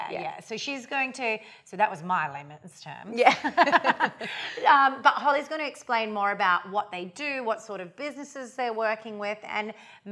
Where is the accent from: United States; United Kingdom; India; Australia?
Australia; now in Indonesia; as an Australian living in Indonesia